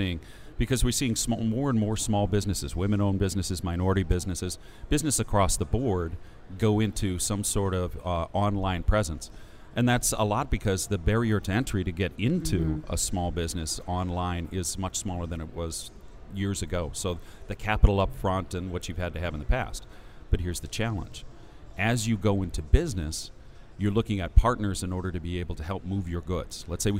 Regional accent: Seattle, Washington, United States; I'm from Seattle, Washington.

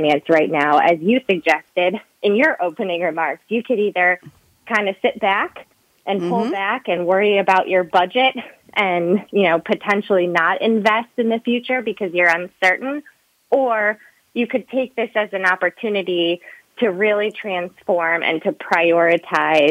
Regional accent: Midwest, United States; I grew up in the Midwest

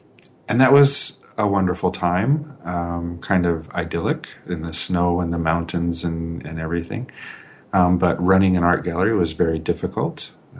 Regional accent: Germany; born there; also born or lived in Colorado Springs, United States; I was born in Germany, saw most of the United States, but things really started to happen when I was in high school. I started high school in Colorado Springs, Colorado

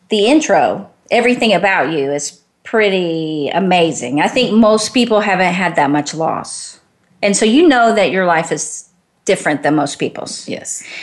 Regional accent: Garland, Texas, United States; now in Georgia, United States; grew up in Garland, Texas.

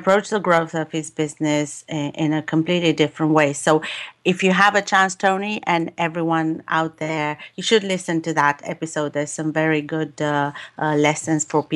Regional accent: United Kingdom; as a Brit

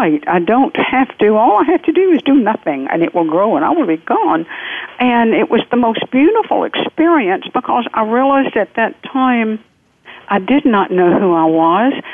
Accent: the South, United States; accent: southern; I'm from the South. The accent will not change

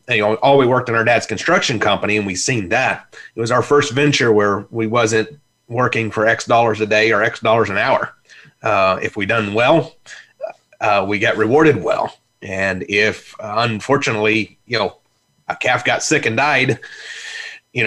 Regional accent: Belle Rive, Illinois, United States; I was raised in Belrive, Illinois. They didn't have a hospital, so I was born the town over

